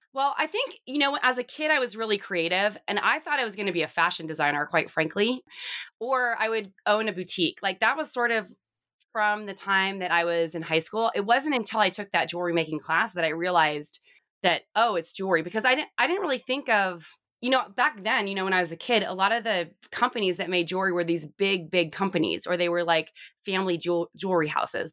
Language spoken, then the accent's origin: English; Southern California, United States; I grew up in Southern California